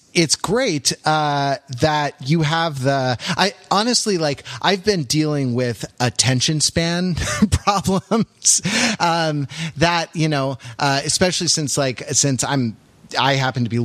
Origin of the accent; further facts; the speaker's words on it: United States; I'm an American Anglophile